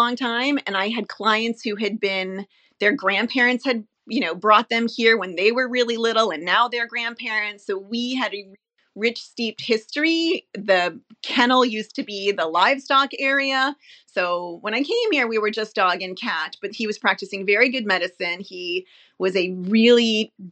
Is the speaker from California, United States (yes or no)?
no; Long Island, New York, United States; moved away; also born or lived in New Hampshire; We grew up on Long Island and then moved to New Hampshire.